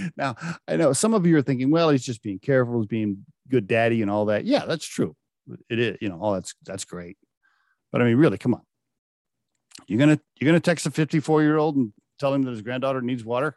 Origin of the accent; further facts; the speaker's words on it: Oklahoma, United States; I grew up in Oklahoma